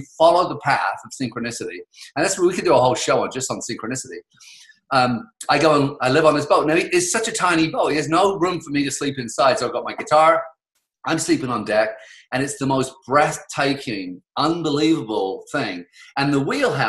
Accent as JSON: {"language": "English", "region": "England", "country": "United Kingdom", "tie": "born or raised there", "also_born_or_lived": "Victoria, Canada", "moved": "as an adult", "lives_now": "Canada", "said": "I grew up in England"}